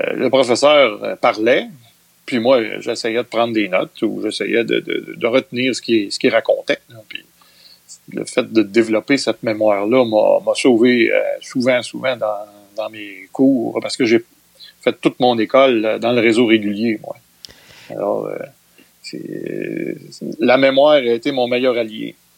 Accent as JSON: {"language": "French", "town": "Trois-Rivières", "region": "Quebec", "country": "Canada", "tie": "born or raised there", "said": "je suis un trifluvien. Je suis né à Trois-Rivières en 1959."}